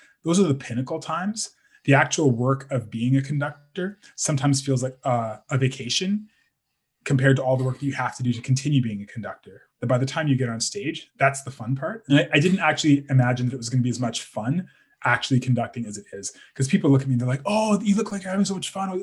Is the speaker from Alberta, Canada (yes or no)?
yes; Calgary, Alberta, Canada; I'm from Calgary